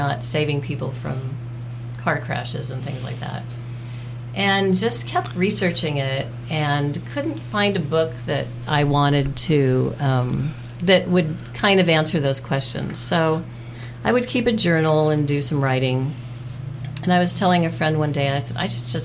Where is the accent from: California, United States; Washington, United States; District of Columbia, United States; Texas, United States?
California, United States; Pasadena; I grew up in Pasadena